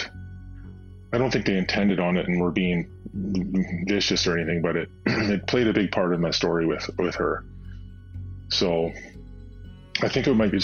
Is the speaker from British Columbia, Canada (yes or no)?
yes; Nanaimo, British Columbia, Canada; originally born and raised in Nanaimo